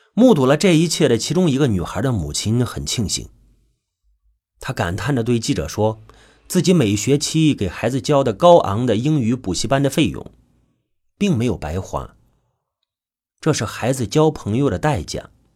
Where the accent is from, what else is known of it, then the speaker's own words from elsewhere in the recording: China; 我们中国人